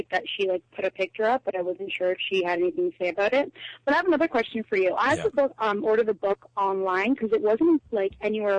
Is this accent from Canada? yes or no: yes; Hamilton, Ontario, Canada; And, by the way, I'm from Hamilton.